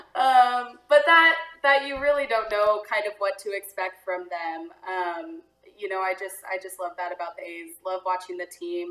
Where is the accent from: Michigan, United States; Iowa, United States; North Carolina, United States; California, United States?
California, United States; Antioch; now in Sacramento, United States; I was born and raised in Antioch